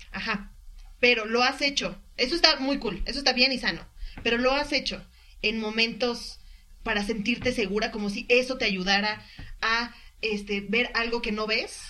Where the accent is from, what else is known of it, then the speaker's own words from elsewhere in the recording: Mexico; soy mexicana y tengo familia en muchos lados